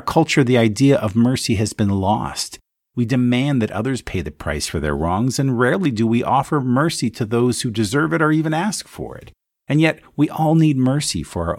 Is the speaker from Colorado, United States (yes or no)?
no; Allentown, Pennsylvania, United States; Allentown, Pennsylvania. That's right, my hometown.